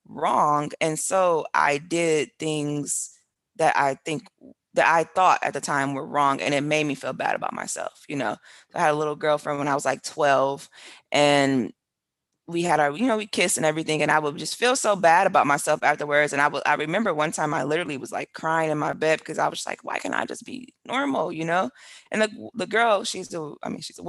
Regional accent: Milwaukee, Wisconsin, United States; moved away as an adult; also born or lived in China / England; now in Portobelo, Panama; I grew up in Milwaukee, Wisconsin, like I told you, in very small, very close-knit community

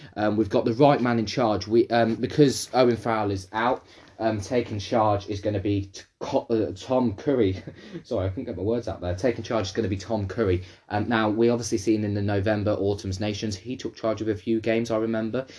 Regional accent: England, United Kingdom; I'm from England

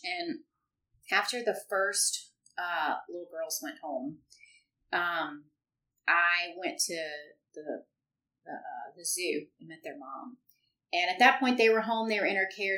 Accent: central Louisiana, United States; now in Baton Rouge, United States; from central Louisiana, which is, you know, just 20, 30 minutes from here uh, grew up there

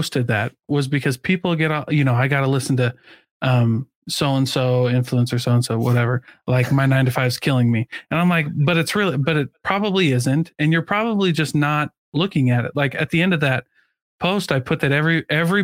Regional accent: Midwest, United States; I grew up in the Midwest

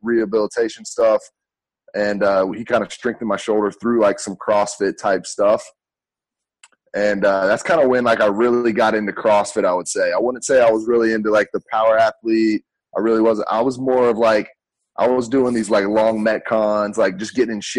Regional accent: Hickory, North Carolina, United States; moved away as an adult; also born or lived in Tennessee; I came from North Carolina, Hickory, North Carolina.

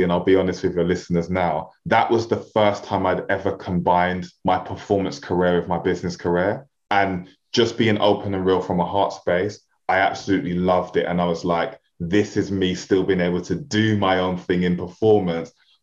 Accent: London, United Kingdom; If you couldn't hear it from the way I speak and my accent, I'm a real inner city kid, like super inner city

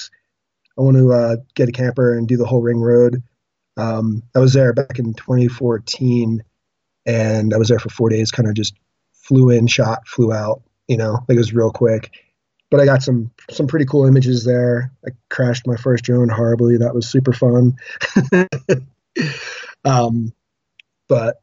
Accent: East Coast, United States; also born or lived in Vermont; now in Colorado, United States; I'm from the East Coast originally, but I just never made it up that far north

